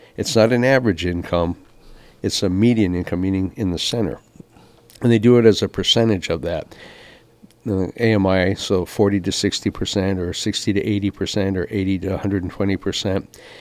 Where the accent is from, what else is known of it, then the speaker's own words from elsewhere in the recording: Kapaa, Hawaii, United States; When I was born here in Kapau, we had like 60,000 people on the island